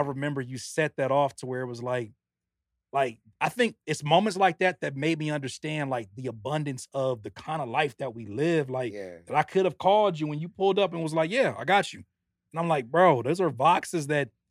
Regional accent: Carson, California, United States; moved away as an adult; also born or lived in Downey, California / Rancho Cucamonga, California; I grew up in Carson, California. Went to high school in Downey

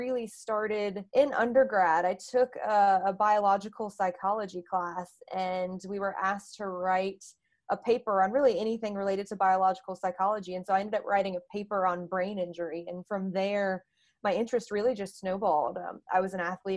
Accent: North Carolina, United States; moved away as an adult; also born or lived in Delaware; now in Boston, United States; I am originally from North Carolina.

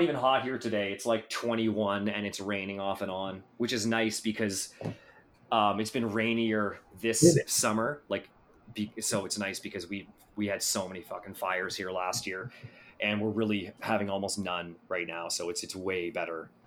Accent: Canada; I am Canadian

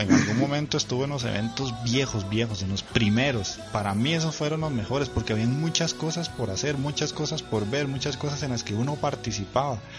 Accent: Cartago, Costa Rica; yo soy de Cartago

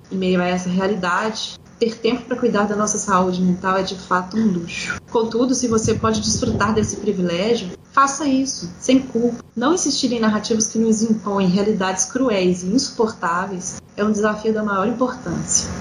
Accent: Belo Horizonte, Minas Gerais, Brazil; moved away as an adult; now in Pato Branco, Brazil; eu sou de Belo Horizonte, morava lá e trabalhava lá como professora universitária

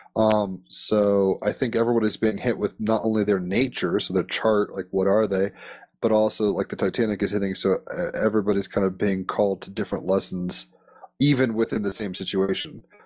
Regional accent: United States; as an American

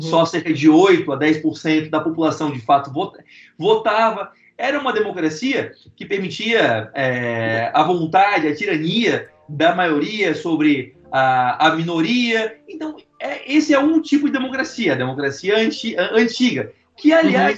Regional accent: Florianópolis, Santa Catarina, Brazil; also born or lived in São José; Eu, eu, eu, cresci em Florianópolis e São José

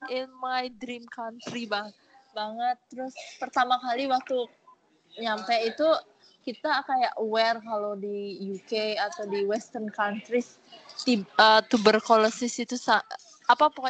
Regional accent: Malang, East Java, Indonesia; now in Jakarta, Indonesia; aku kan dari Malang terus aku pertama um, jarang ke Jakarta terus nggak tahu gimana Jakarta

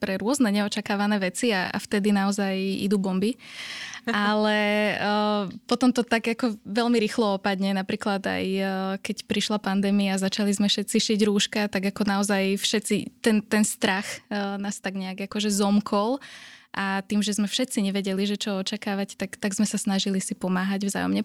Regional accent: Slovakia; sme ako Slováci

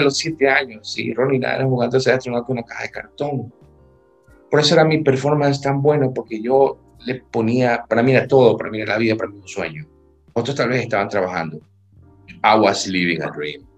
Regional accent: Ecuador; haya nacido en este país

